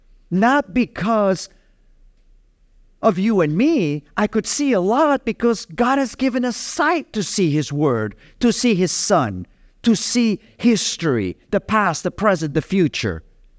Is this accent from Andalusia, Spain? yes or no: no; Capdepera, Balearic Islands, Spain; I remember as a young boy growing up in Capdepera and my best friend being a Christian